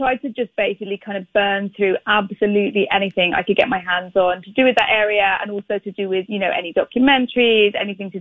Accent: United Kingdom; I am British

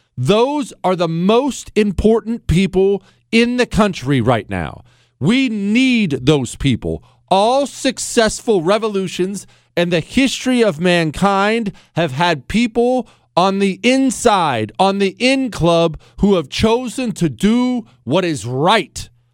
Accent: Montana, United States; I grew up in Montana

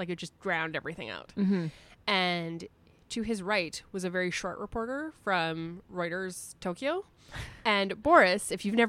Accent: Canada; I also feel like I know a fair amount about hockey just being like a Canadian woman who's watched TV before.

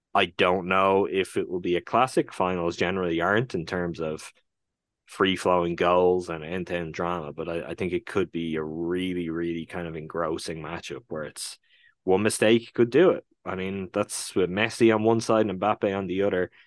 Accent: Ireland; my home country

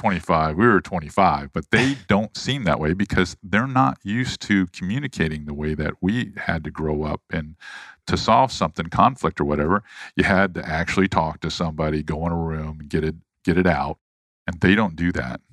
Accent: St. Petersburg, Florida, United States; also born or lived in Charleston; grew up in Saint Petersburg, Florida. I was born in Charleston

